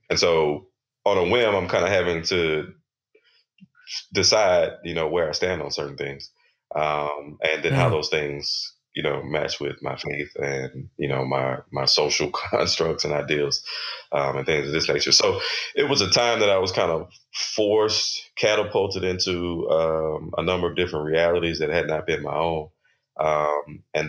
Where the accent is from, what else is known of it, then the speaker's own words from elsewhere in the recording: Texas, United States; I grew up in in Texas